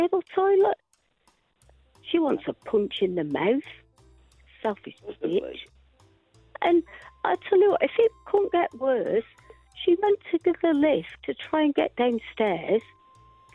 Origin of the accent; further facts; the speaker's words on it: Rochdale, North West England, United Kingdom; accent: Lancashire; now in Swindon, United Kingdom; I'm a Rochdale girl